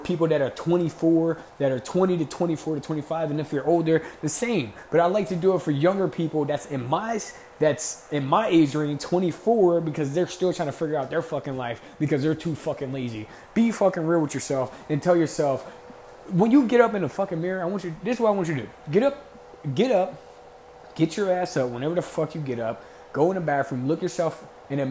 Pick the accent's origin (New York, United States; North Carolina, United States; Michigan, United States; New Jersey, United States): New Jersey, United States; Camden; I'm from Camden. There's no fucking dreams out Camden